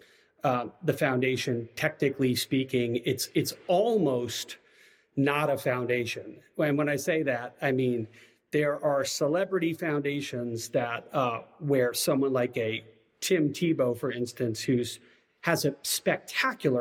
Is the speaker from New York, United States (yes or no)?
yes; Long Island, New York, United States; moved away as an adult; also born or lived in Virginia; now in Waco, United States; I was raised in Long Island, New York